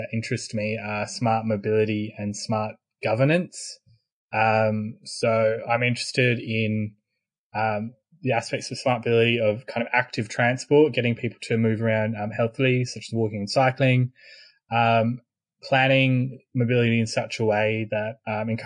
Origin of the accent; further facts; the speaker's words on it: Australia; also born or lived in Sydney; I'm Australian.